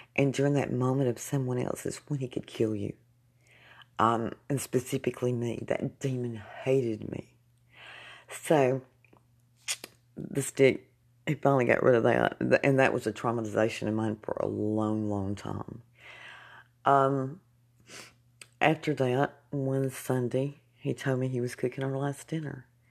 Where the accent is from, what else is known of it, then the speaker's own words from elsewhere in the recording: Jasper, United States; moved away; moved back to my hometown of Jasper